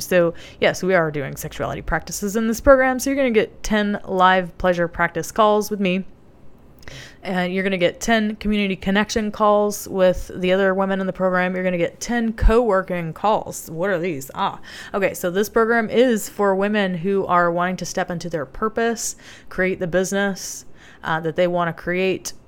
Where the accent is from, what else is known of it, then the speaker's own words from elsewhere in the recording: the South, United States; I grew up in the South